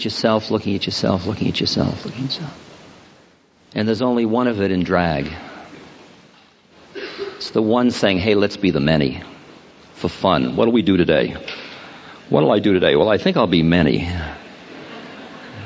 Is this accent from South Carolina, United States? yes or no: no; Newton, Massachusetts, United States; I grew up in Newton. And I was, yes, Weeks Junior High School and Newton High.